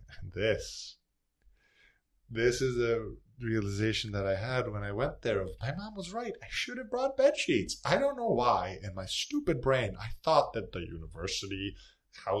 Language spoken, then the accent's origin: English; Serbia; moved away as an adult; now in Philadelphia, United States; I'm a student from Serbia. I came to go to Drexel